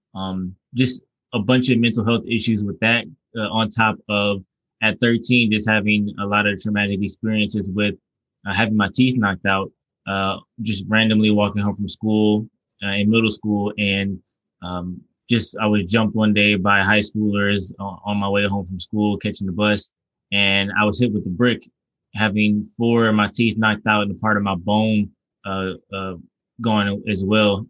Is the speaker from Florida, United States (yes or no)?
no; Detroit, Michigan, United States; also born or lived in Southfield; I'm from Detroit, and I've grown up in Detroit